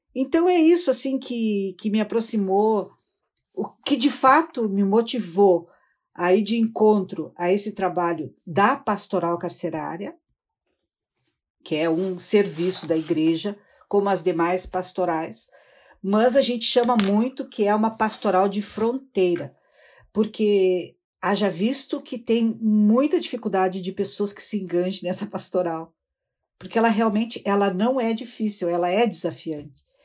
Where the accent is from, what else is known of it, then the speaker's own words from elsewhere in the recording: Rio Grande, Rio Grande do Sul, Brazil; eu sou do estado do Rio Grande do Sul. Uh, eu nasci na cidade de Rio Grande